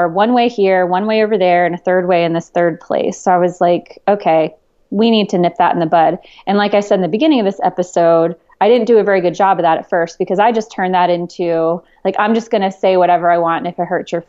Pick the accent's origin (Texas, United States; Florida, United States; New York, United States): New York, United States; Long Island; Well, I was born and raised Catholic up in Long Island